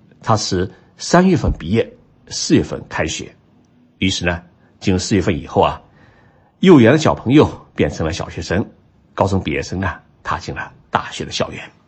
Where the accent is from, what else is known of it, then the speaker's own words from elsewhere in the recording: China; now in Tokyo, Japan; 年号对于我们中国人来说是比较久远的故事